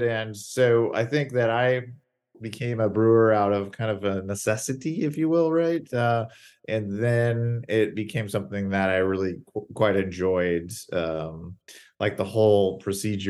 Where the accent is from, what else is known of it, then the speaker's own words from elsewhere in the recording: Seattle, Washington, United States; I hail from the Pacific Northwest, Seattle area